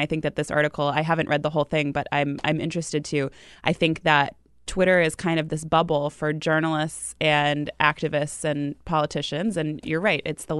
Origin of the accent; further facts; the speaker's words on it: New Hampshire, United States; I mean, I'm from New Hampshire.